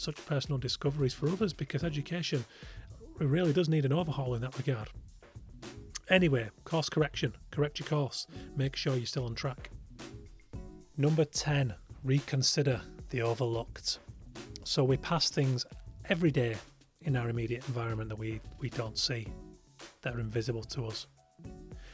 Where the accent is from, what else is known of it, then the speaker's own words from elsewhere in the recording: Yorkshire and the Humber, United Kingdom; in the middle of nowhere where I grew up in West Yorkshire